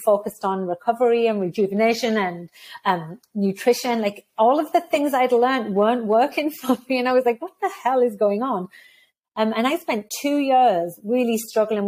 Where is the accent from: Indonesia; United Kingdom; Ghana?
United Kingdom; moved away as an adult; also born or lived in United States / Texas, United States; now in Canada; I left the UK because I'm not Canadian. Well, I actually am Canadian. I left the UK, moved to the US for 2 years, moved to Canada for 15 years when I became a Canadian